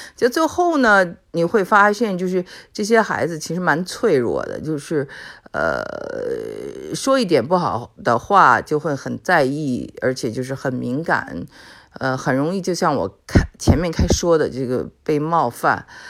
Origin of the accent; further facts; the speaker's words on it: China; 我们中国人就说实话嘛